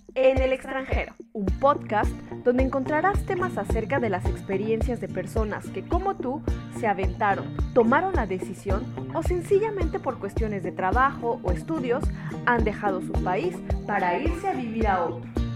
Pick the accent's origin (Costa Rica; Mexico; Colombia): Mexico; moved away as an adult; now in France; soy mexicana y allá en México durante muchos años practiqué la danza